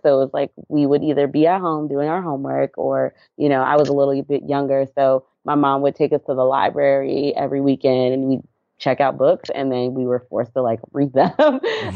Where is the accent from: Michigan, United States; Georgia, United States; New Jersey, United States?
Georgia, United States; Atlanta; also born or lived in Dallas, Texas / Anniston, Alabama; I grew up in Atlanta, Georgia.